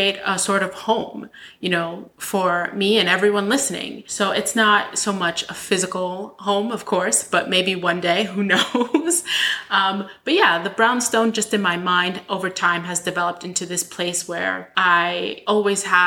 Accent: New York City, New York, United States; I'm from Brooklyn

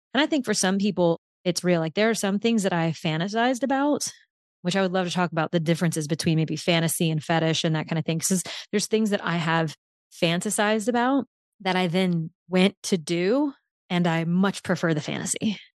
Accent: New Orleans, Louisiana, United States; moved away; my hometown

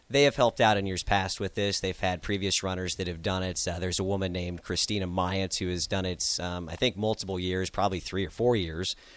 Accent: Lincoln Omaha area, Nebraska, United States; being from the Lincoln Omaha area.

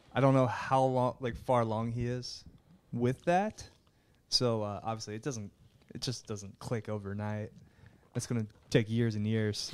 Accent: Delaware County, Pennsylvania, United States; I am from Delco

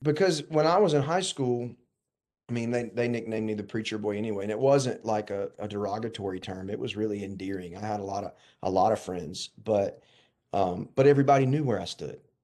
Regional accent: Warner Robins, Georgia, United States; I grew up in Warner Robins

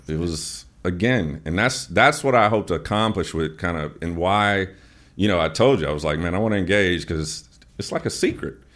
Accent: Chicago, Illinois, United States; moved away; also born or lived in Atlanta; I'm from Chicago, so we used to go to the auto show as a kid

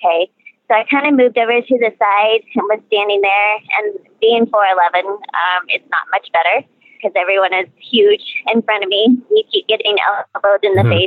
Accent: Northeast Oklahoma, United States; also born or lived in Joplin, Missouri / Houston, Texas; now in Salt Lake City, United States; I grew up in Northeast Oklahoma

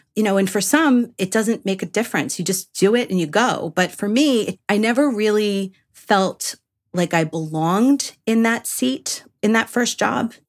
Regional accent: New York, United States; moved away; I'm from New York originally

